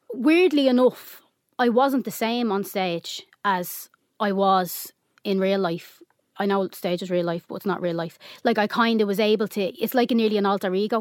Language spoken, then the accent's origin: English; Dublin, Leinster, Ireland; also born or lived in Finglas, Dublin; I grew up mainly on the Navan Road